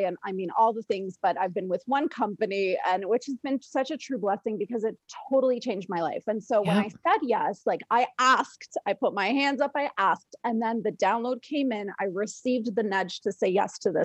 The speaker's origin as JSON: {"language": "English", "town": "London", "region": "Ontario", "country": "Canada", "tie": "born or raised there", "said": "I was raised in London, Ontario"}